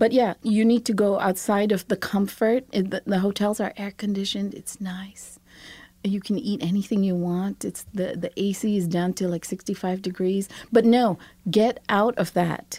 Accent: Seremban, Negeri Sembilan, Malaysia; now in Brooklyn, United States; Saramba, my, my hometown, is this small, sleepy town, and yet it's so vibrant with food culture. I just, I grew up there.

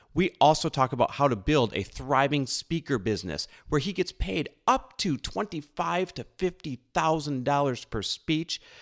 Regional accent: Midwest, United States; now in Los Angeles, United States; we're both Midwest born and raised.

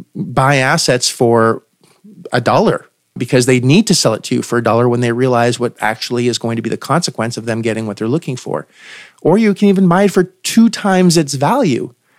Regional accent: Canada; I am also Canadian

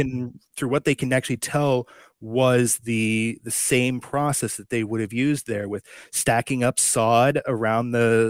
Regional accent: Upper Peninsula of Michigan, United States; born or raised there; moved away

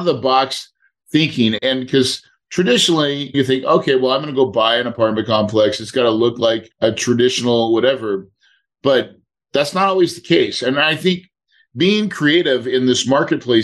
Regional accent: the Ozarks, United States; I'm truly a hillbilly. You know that, but I really am. I grew up on a farm in the Ozarks

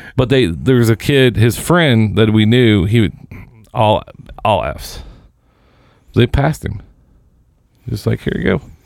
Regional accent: Seymour, Indiana, United States; where I grew up in Seymour

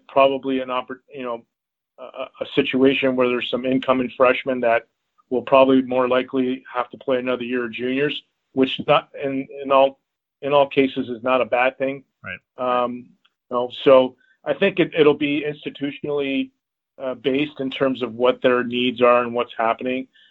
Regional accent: Toronto, Ontario, Canada; growing up in Toronto

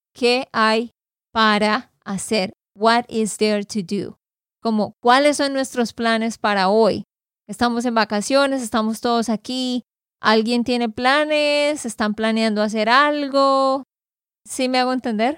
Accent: Santander, Colombia; de Santander, Colombia

